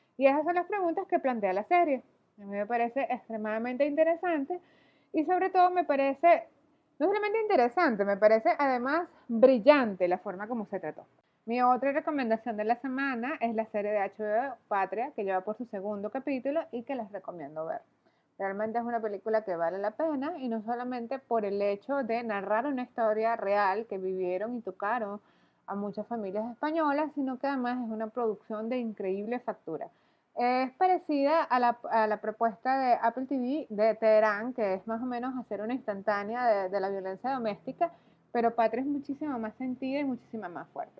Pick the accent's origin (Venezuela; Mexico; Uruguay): Venezuela; yo soy venezolana